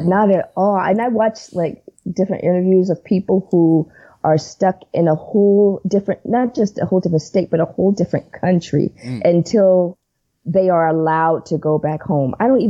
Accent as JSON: {"language": "English", "town": "Los Angeles", "region": "California", "country": "United States", "tie": "born or raised there"}